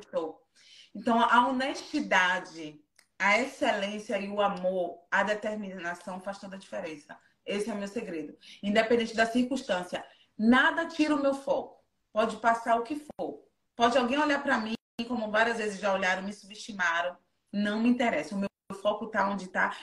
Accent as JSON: {"language": "Portuguese", "town": "Feira de Santana", "region": "Bahia", "country": "Brazil", "also_born_or_lived": "Japan", "moved": "as an adult", "lives_now": "London, United Kingdom", "said": "Eu sou de Feira de Santana"}